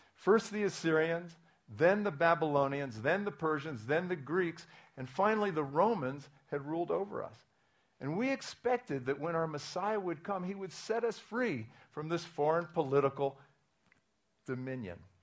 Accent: Williamsport, Pennsylvania, United States; I was born in 1949, around the time that uh, Noah got everybody into the ark. Um, in, uh, in Williamsport, Pennsylvania, it's a Reformed Jewish home. Um, in the 1950s, the highlight of my life was Little League Baseball.

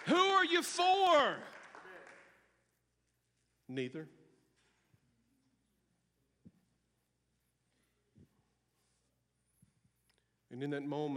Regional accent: United States; I'm an American

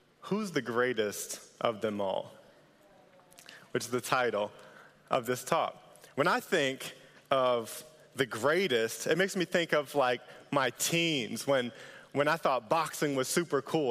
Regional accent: Northern Virginia, United States; moved away as an adult; also born or lived in Norfolk, Virginia; I was raised in Northern Virginia, came out here a couple years ago, went to ODU

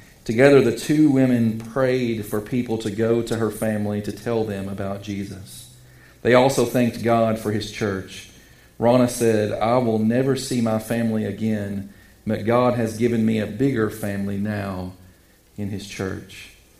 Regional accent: United States; We are the minority as American Christians

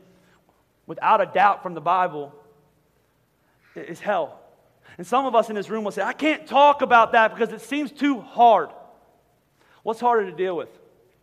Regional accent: Philadelphia, Pennsylvania, United States; we're from Philadelphia.

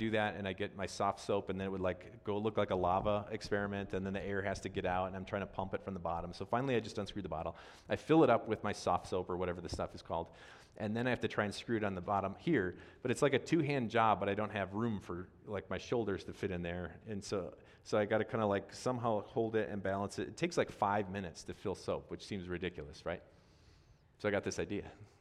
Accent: Wisconsin, United States; I'm from Wisconsin

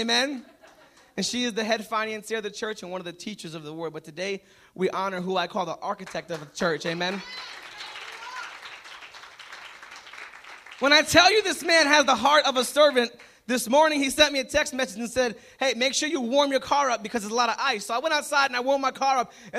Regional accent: Puerto Rico; I'm Puerto Rican. I'm not from Alabama.

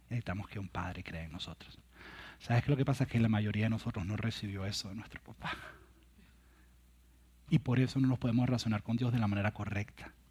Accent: Venezuela; moved away as an adult; un día que yo cuando me vine de Venezuela, yo dejé una novia en Venezuela.

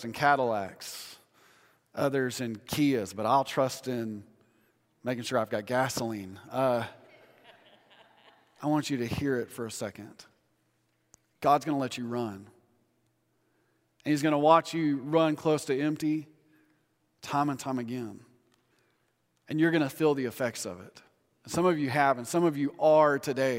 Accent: Odessa, Texas, United States; I grew up in Odessa. Everything's flat

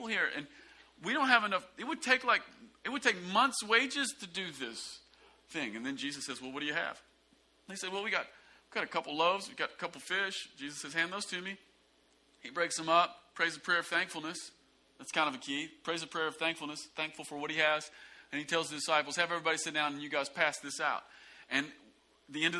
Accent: the South, United States; a lot of us growing up in the South, we came into the kingdom

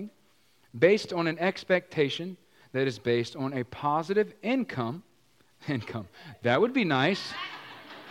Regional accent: Virginia, United States; moved away; I was from Virginia with my dear sweet mama

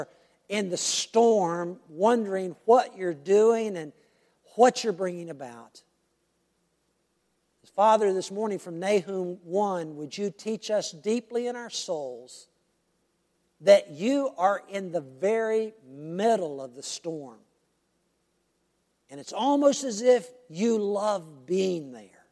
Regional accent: United States; we as American Christians

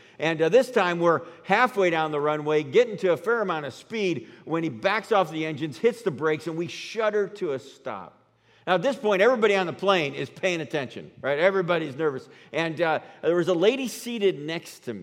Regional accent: New York, United States; now in Colorado, United States; I'm from New York

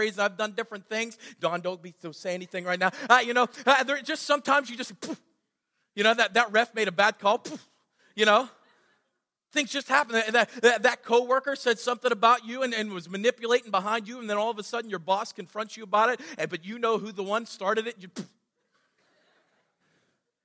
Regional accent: United States; I'm from Greene County

